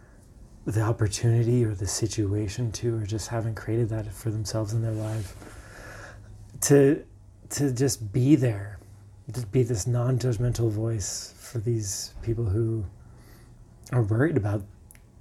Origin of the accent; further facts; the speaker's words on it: South Jordan, Utah, United States; also born or lived in Provo, Utah; now in Lehi, United States; I grew up in South Durin, Utah.